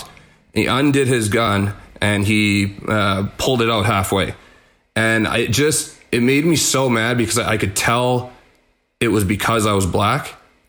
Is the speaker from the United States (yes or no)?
no; Winnipeg, Manitoba, Canada; growing up in Winnipeg